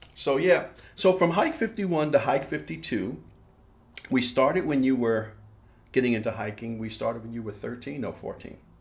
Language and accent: English; New York, United States; I am from New York